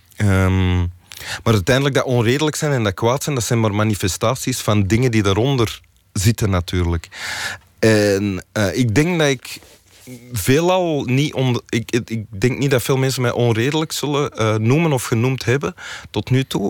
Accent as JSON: {"language": "Dutch", "town": "Antwerp", "region": "Flanders", "country": "Belgium", "tie": "born or raised there", "said": "We, woonden ook in Antwerpen en niet, niet in de buurt van Mechelen"}